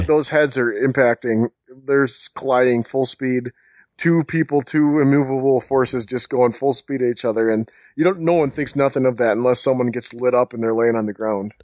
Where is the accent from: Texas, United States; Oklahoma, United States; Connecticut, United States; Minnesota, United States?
Minnesota, United States; also born or lived in Bahamas; I was born in the Bahamas, and I went to, uh, school, elementary, middle school, high school in Minnesota.